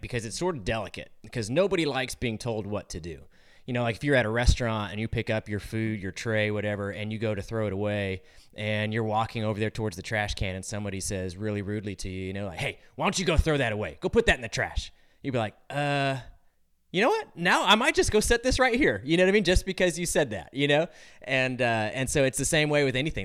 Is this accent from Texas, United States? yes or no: no; California, United States; moved away; I'm from California originally